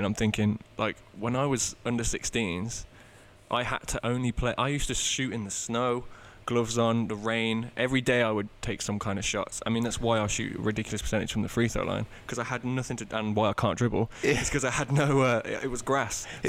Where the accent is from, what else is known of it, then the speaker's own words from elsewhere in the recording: Coventry, West Midlands, United Kingdom; because I'm a northerner, obviously. Yeah. I'm from Coventry.